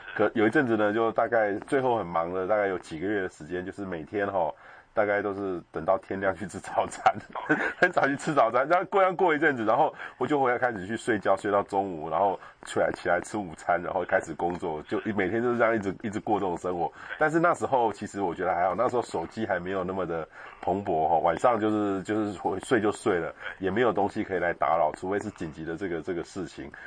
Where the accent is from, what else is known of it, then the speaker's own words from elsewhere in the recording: Taiwan; 我们台湾人